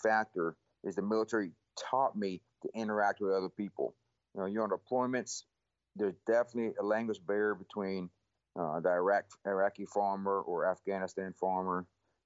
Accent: Cleveland, Texas, United States; Born and raised in Texas, East Texas, just north of Houston. Graduated the same high school my parents graduated from, which is Cleveland High School.

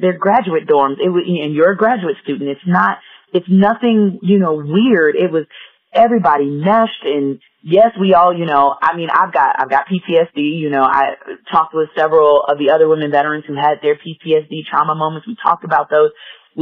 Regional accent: Gary, Indiana, United States; moved away as an adult; now in Colorado Springs, United States; We grew up in Gary, Indiana together. We went to middle school, high school together

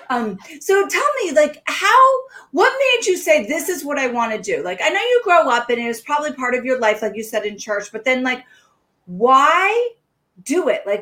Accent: the South, United States; now in New Hampshire, United States; They're like, ah, because I came from the South.

